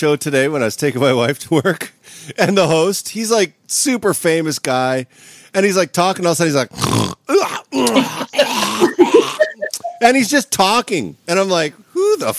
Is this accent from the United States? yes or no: no; Canada; No, you see, Andrew, I'm a Canadian.